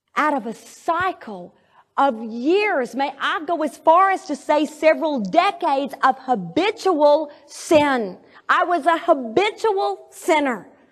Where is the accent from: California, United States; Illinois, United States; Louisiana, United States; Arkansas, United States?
Arkansas, United States; Arkadelphia; moved away; my hometown in Arkadelphia